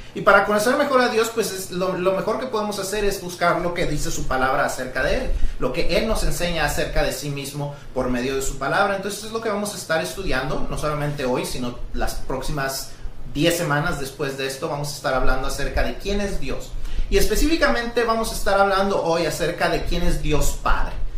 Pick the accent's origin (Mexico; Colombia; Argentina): Mexico; todos los que somos mexicanos